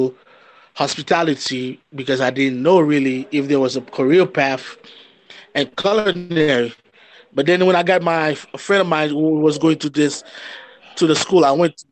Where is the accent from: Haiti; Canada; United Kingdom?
Haiti; we grew up in Haiti